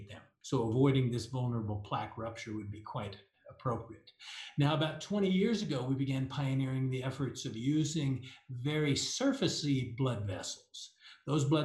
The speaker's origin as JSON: {"language": "English", "region": "Kansas", "country": "United States", "tie": "born or raised there", "moved": "yes", "lives_now": "Denver, United States", "said": "I grew up in Kansas"}